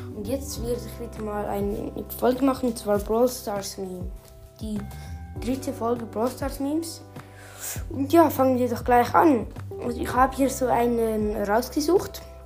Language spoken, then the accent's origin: German; Switzerland; bei uns in der Schweiz